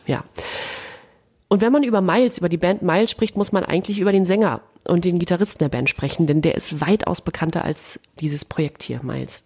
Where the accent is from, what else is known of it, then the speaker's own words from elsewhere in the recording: Germany; wir beide als Deutsche